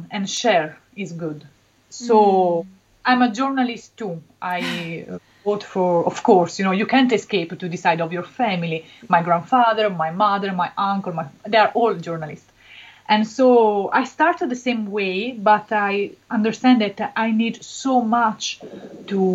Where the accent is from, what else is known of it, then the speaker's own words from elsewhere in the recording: Benevento, Campania, Italy; English is a second language; I come from a very little city near Naples. My city is Benevento.